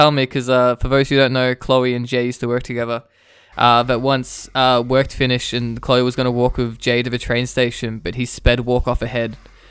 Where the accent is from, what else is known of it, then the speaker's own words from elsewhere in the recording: Victoria, Australia; now in Canberra, Australia; I want people to know I'm from Victoria